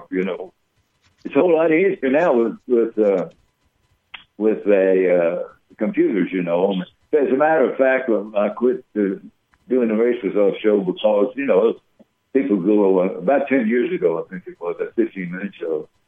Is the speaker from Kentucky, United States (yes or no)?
yes; Lexington, Kentucky, United States; I grew up on Dixiana Farm, which is uh, just a 20, 25 minute bike ride.